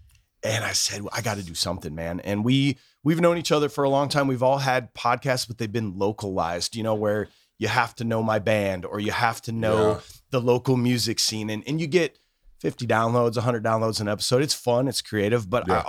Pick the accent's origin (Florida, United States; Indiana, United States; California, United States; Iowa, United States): Iowa, United States; Cedar Rapids; We are from Cedar Rapids, Iowa